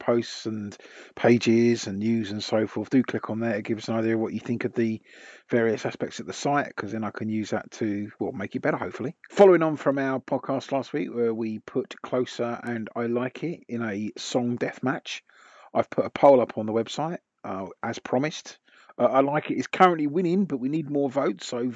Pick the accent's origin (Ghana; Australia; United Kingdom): United Kingdom; England; also born or lived in London; us being English